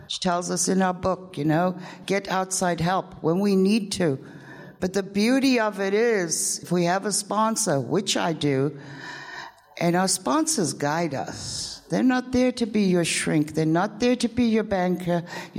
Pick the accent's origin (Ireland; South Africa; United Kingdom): United Kingdom; England; born there; I was born in England. It all started in 1962.